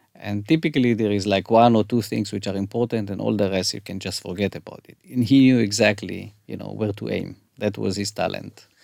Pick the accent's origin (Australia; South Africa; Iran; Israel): Israel; Haifa, Haifa District; now in Tel Aviv, Israel; I grew up in Haifa